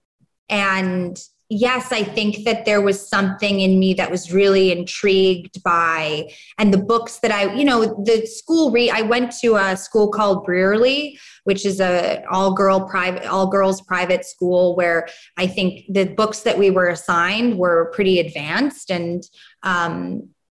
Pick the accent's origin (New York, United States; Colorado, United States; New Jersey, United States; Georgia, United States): New York, United States; New York City; moved away as an adult; now in Los Angeles, United States; growing up in New York and being a teenager in New York